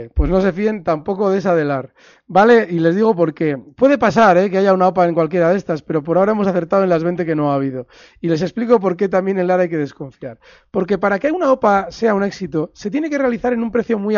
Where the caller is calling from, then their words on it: Valencia, Valencian Community, Spain; Hola, buenas tardes. … de Valencia.